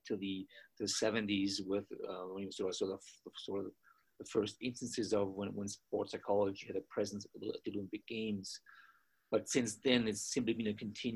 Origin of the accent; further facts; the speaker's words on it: Austria; moved away as an adult; also born or lived in Boston, United States; now in Colorado, United States; I was born in Austria, grew up there, got my undergraduate degree there in sports science